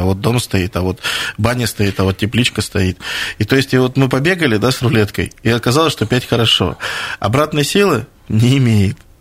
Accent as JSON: {"language": "Russian", "town": "Krasnoyarsk", "region": "Krasnoyarsk Krai", "country": "Russia", "said": "как жители Красноярска"}